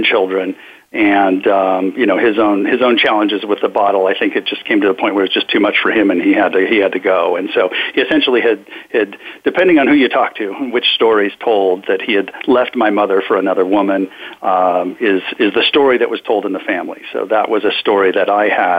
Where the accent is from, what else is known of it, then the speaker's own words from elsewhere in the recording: Sacramento, California, United States; I was born up in Sacramento, California, to the youngest of seven children